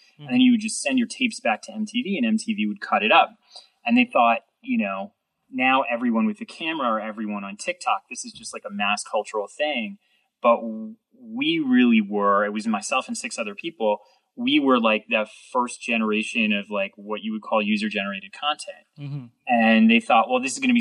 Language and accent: English; New York City, New York, United States; growing up in New York City